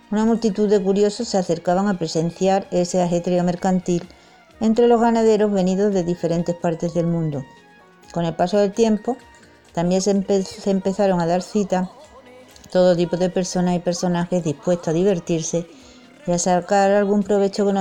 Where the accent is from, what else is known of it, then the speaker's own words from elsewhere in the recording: Jerez de la Frontera, Andalusia, Spain; Hoy os traigo un trocito de mi tierra y es que voy a hablar sobre la Feria de Jerez.